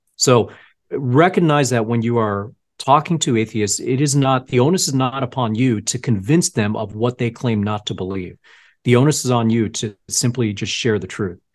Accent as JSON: {"language": "English", "town": "El Segundo", "region": "California", "country": "United States", "tie": "born or raised there", "said": "I grew up in El Segundo. It's a kind of a beach town"}